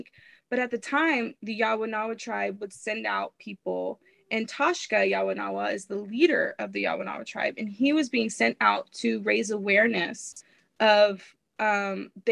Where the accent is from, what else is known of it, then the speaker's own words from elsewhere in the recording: Fort Worth, Texas, United States; I was born and raised in Fort Worth